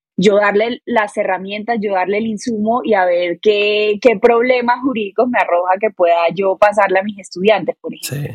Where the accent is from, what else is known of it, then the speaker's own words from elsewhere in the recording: Barranquilla, Atlántico, Colombia; moved away as an adult; now in Bogotá, Colombia; Soy barranquillera, orgullosamente barranquillera